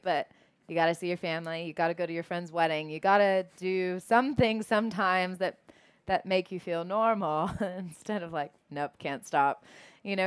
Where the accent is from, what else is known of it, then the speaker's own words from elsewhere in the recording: Savannah, Georgia, United States; I was born in Savannah.